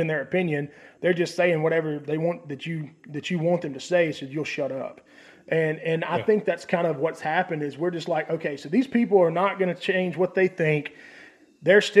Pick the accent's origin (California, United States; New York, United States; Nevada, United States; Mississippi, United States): Mississippi, United States; near Pearl; 15 minutes from where I grew up in Pearl, Mississippi